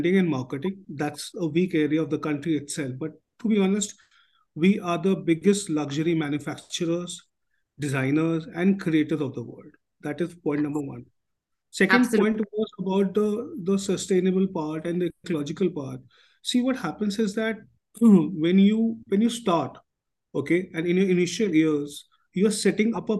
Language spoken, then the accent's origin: English; Delhi, India; I was born in Chandni Chowk